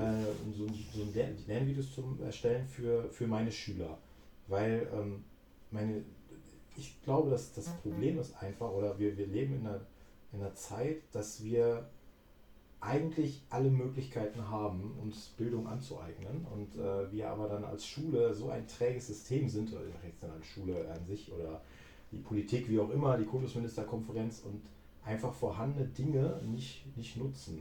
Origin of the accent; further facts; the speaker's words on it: Cologne, North Rhine-Westphalia, Germany; now in Sauerland, Germany; ich komme ja aus Köln